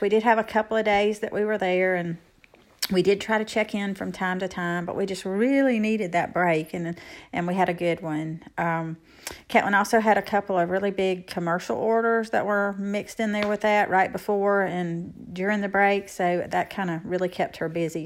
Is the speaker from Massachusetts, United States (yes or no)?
no; Evergreen, Alabama, United States; my hometown of Evergreen, Alabama